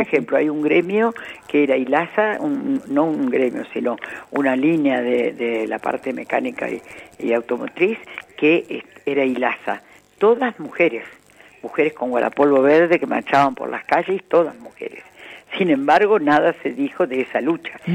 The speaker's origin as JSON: {"language": "Spanish", "region": "Córdoba", "country": "Argentina", "moved": "yes", "said": "hablar para mi tierra es siempre muy grato ya que yo hace muchos años que no vivo allá"}